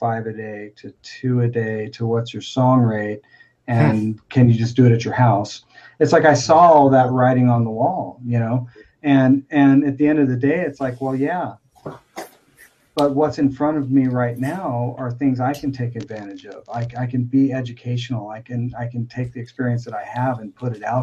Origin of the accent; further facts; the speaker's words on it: Spring Hill, United States; I'm just dude from Spring Hill